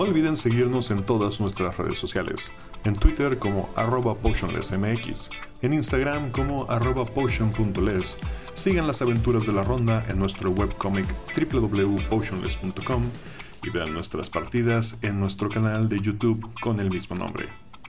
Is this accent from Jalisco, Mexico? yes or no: no; Mazatlán, Sinaloa, Mexico; Yo, que soy de Mazatlán